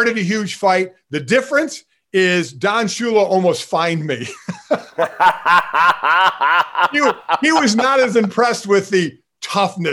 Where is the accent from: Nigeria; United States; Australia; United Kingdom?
United States; Cleveland, Ohio; my hometown team of the Cleveland Browns